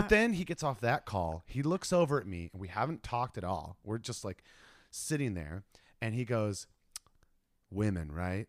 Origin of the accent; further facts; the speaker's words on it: Ohio, United States; now in California, United States; I'm from Ohio